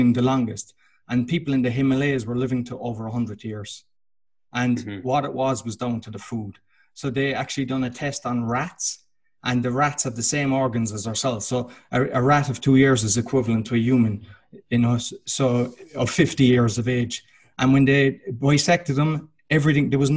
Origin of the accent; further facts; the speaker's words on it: Ireland; now in Poland; I'm Irish, I live in Poland